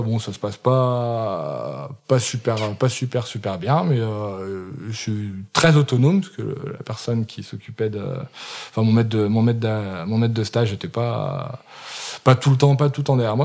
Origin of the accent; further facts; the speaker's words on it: Saint-Étienne, Auvergne-Rhône-Alpes, France; also born or lived in England / Tunisia; je suis né à Saint-Étienne, j'ai 34 ans, donc ça fait 34 euh, ans euh, quasi de Saint-Étienne